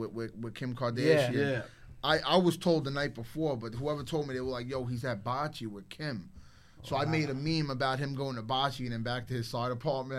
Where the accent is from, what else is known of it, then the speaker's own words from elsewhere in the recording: Brooklyn, New York, United States; also born or lived in Staten Island; now in Florida, United States; I came from Brooklyn.